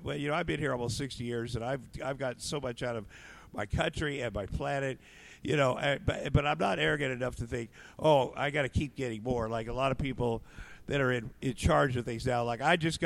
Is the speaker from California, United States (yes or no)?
no; Iowa, United States; moved away; also born or lived in Minneapolis / Los Angeles; I grew up in Iowa on a farm